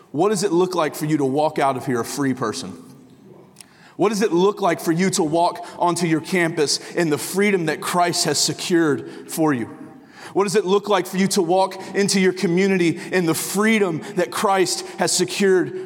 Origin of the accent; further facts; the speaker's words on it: Tulsa, Oklahoma, United States; moved away as an adult; also born or lived in northern Michigan / Hays, Kansas; now in Michigan, United States; I live in northern Michigan, but I am from Tulsa, Oklahoma.